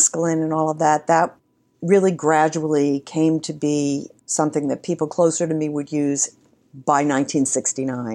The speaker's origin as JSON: {"language": "English", "region": "New York", "country": "United States", "tie": "born or raised there", "also_born_or_lived": "Spain", "said": "I grew up in New York"}